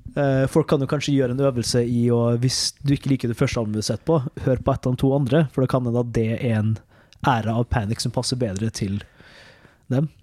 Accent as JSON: {"language": "Norwegian", "town": "Molde", "region": "Møre og Romsdal", "country": "Norway", "said": "Jeg sitter jo og redigerer der eh, hjemme i Molde"}